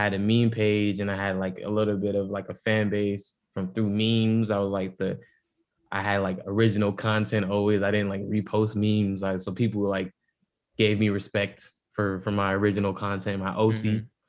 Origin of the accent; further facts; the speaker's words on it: New York City, New York, United States; I'm from the Bronx, but you know my upbringing was still different